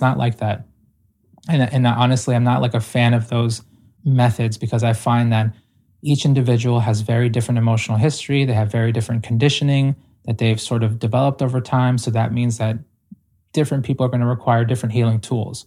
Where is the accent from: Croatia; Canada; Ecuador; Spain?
Ecuador; I was born in Ecuador